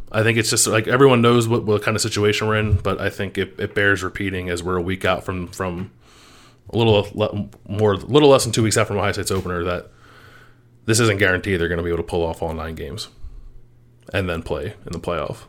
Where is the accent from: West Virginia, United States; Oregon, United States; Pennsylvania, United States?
Pennsylvania, United States; Philadelphia; moved away; where I grew up in Philadelphia